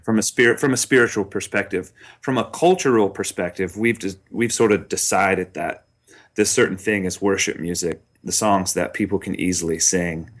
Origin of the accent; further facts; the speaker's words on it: Charlotte, North Carolina, United States; my hometown in Charlotte